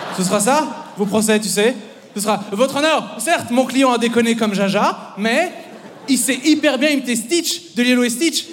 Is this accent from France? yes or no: no; Belgium; je, suis belge, euh, mais mon père est français